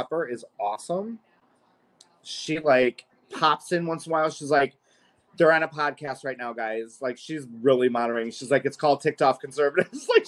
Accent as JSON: {"language": "English", "region": "Illinois", "country": "United States", "said": "I'm from Illinois"}